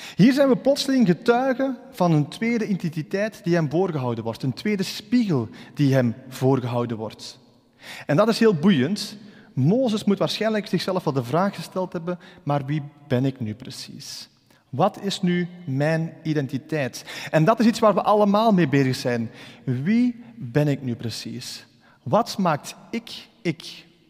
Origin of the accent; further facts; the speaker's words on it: Ghent area, Flanders, Belgium; ik ben uit het Gentse afkomstig.